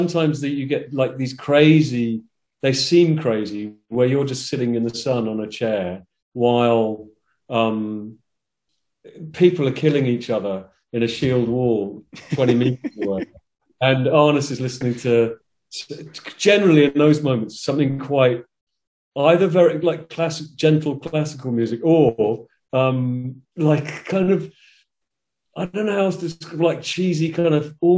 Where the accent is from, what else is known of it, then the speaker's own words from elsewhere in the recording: England, United Kingdom; I'm English playing